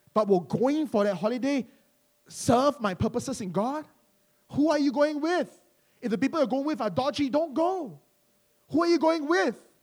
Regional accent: Malaysia; now in London, United Kingdom; some people call us Malaysian church, and we're Malaysian

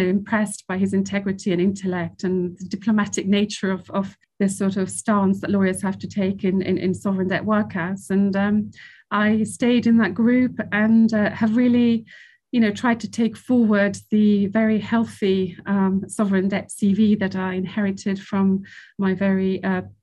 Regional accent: Italy; also born or lived in Switzerland; I'm half Spanish, half English. I grew up in Italy and in Switzerland.

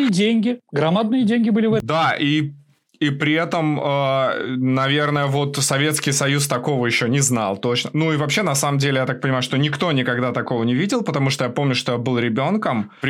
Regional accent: Russia; now in Ukraine; Я вообще э, родился и вырос в России, но волею судьбы, как бы, я там последние 10 лет живу в Украине.

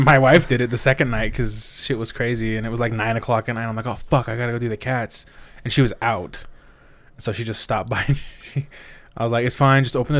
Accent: United States; I know I'm from America

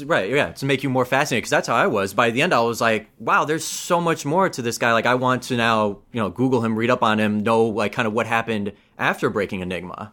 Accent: United States; being born and raised in America

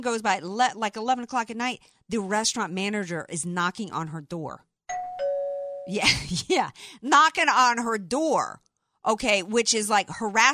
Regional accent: the South, United States; I'm from the South

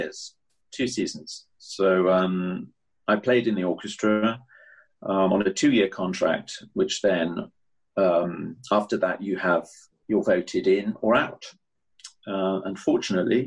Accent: United Kingdom; as a British musician

